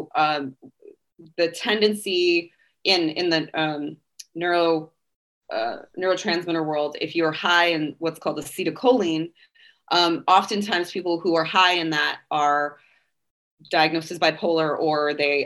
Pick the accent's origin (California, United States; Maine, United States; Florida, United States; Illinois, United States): California, United States; moved away as an adult; now in Nashville, United States; I'm also a Californian.